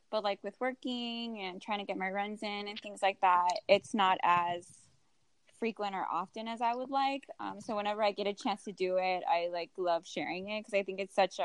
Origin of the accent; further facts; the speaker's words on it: McAllen, Texas, United States; also born or lived in Houston, Texas; I grew up in McAllen, Texas